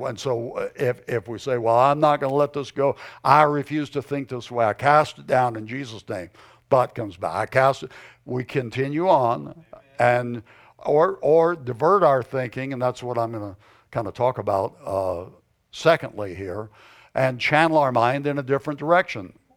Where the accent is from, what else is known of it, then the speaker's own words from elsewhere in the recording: the South, United States; moved away as an adult; now in Arizona, United States; I was born and raised in the South.